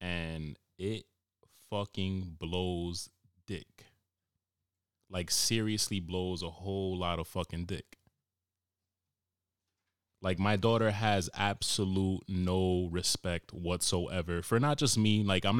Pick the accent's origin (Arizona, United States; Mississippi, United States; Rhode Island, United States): Rhode Island, United States; Cranston; So I confidently said, no, I'm from Cranston.